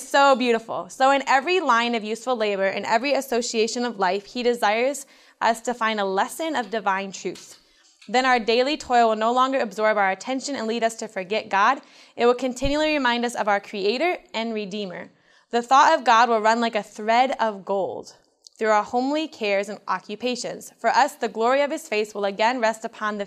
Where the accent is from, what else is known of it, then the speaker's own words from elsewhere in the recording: Michigan, United States; I was raised 2 hours south of here in Goebbels, Michigan, on a little farm